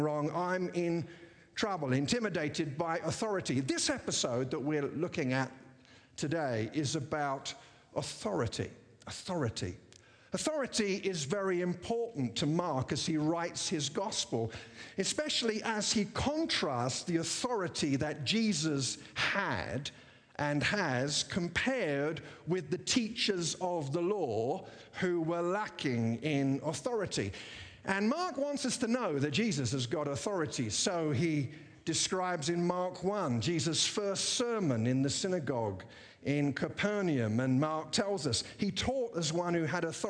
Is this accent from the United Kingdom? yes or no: yes; England, United Kingdom; also born or lived in America; now in United States; as a British person living in America